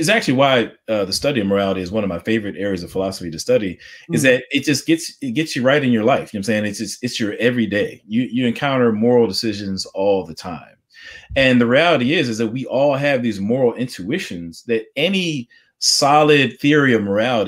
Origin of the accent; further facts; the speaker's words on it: United States; I'm an African-American, I'm an American.